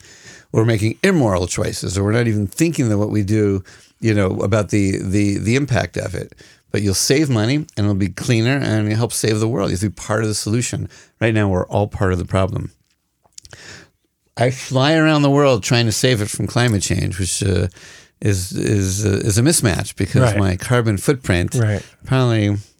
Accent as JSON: {"language": "English", "region": "Massachusetts", "country": "United States", "lives_now": "Israel", "said": "Well, I am from Massachusetts, but Lahavdil, I ain't no Kennedy."}